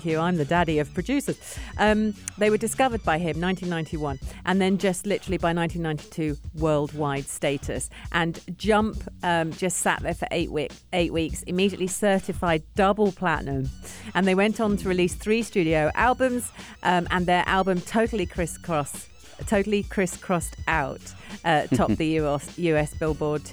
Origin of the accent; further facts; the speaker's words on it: England, United Kingdom; now in United Arab Emirates; I'm English